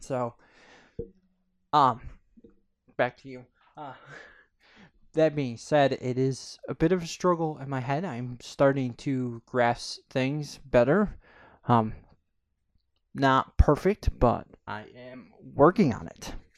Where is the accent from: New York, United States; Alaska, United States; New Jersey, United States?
New York, United States; Corning; I'm from a small town in upstate New York. Um, it's called Corning